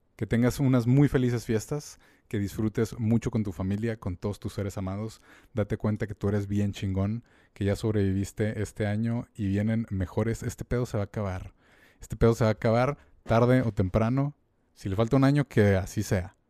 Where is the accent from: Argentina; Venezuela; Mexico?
Mexico; nosotros como mexicanos